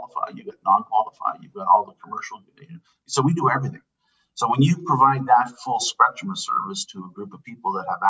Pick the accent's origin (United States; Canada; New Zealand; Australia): Canada; Elliot Lake, Ontario; also born or lived in Sudbury, Ontario; I was born in Sudbury, Ontario. So I'm a Northern Ontario boy. Mm-hmm. And we moved probably 9 months after I was born to a little town outside of Elliott Lake. So I was able to grow up with a heavy Italian influence and a heavy Northern Ontario influence